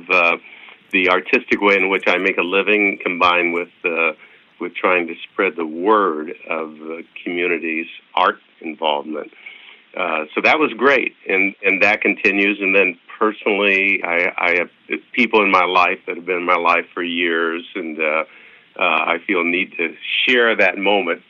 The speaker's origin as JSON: {"language": "English", "town": "Oskaloosa", "region": "Kansas", "country": "United States", "tie": "born or raised there", "moved": "yes", "said": "my hometown in Kansas, Oskaloosa, Kansas"}